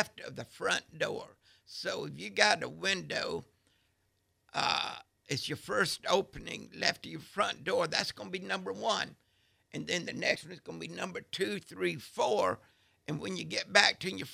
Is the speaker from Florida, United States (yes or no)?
yes; Crestview, Florida, United States; I was raised in Crestview